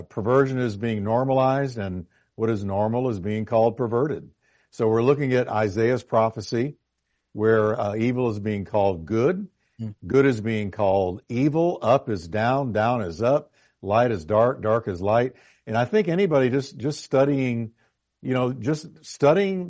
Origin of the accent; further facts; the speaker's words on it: New York, United States; moved away; I was born in New York.